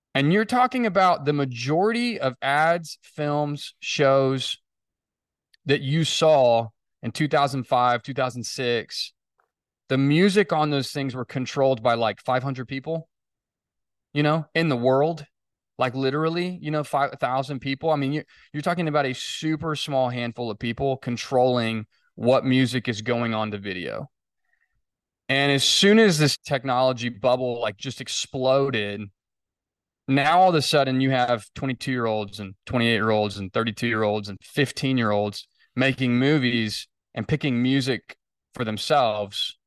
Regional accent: Fort Worth, Texas, United States; I grew up in Fort Worth. I planted the company in Fort Worth. I never really moved.

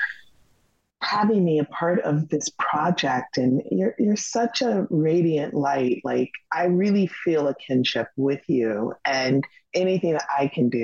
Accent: Los Angeles, California, United States; I grew up in Los Angeles, California

